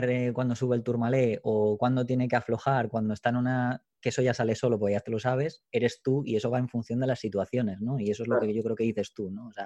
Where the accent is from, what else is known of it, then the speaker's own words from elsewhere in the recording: England, United Kingdom; Spanish is a second language; yo soy inglés, pero tampoco soy bilingüe